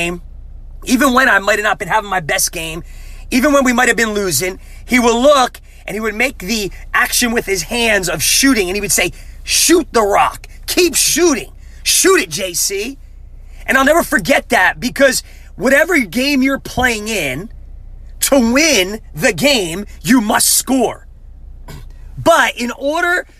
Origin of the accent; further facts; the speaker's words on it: New Jersey, United States; moved away as an adult; also born or lived in Tulsa, Oklahoma; growing up in Jersey, man, basketball was my sport